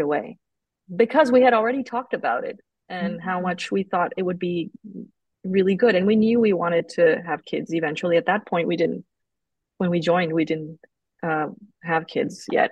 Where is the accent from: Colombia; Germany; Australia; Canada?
Colombia; moved away as an adult; now in United States; when I was growing up in Colombia, it's very Catholic